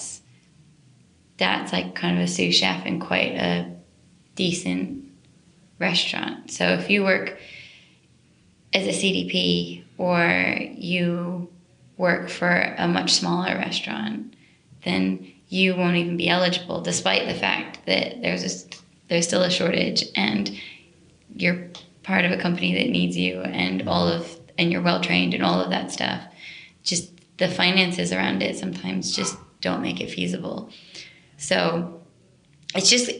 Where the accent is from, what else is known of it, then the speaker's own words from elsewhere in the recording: United States; moved away as an adult; now in London, United Kingdom; I'm from the States